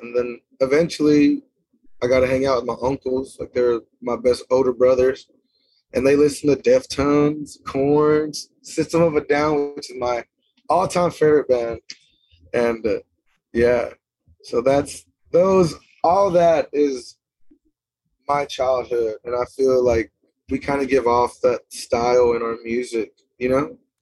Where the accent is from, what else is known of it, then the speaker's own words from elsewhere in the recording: Lipan, Texas, United States; also born or lived in Stephenville, Texas; I'm from a town called Lipan, Texas. It's a little bitty town